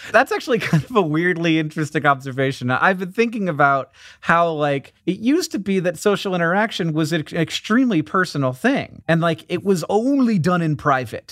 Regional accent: Orlando, Florida, United States; I'm from Orlando, Florida.

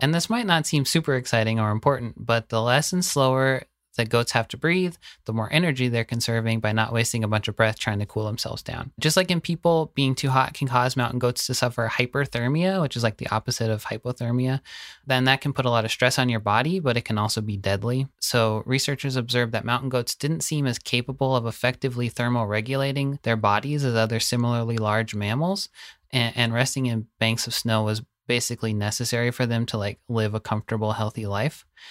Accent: the South, United States; Growing up in the South

